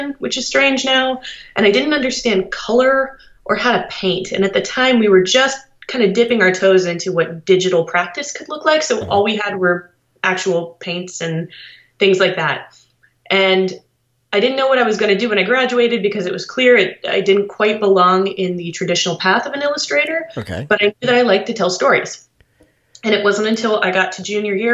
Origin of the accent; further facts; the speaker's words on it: Columbus, Ohio, United States; I'm from Columbus, Ohio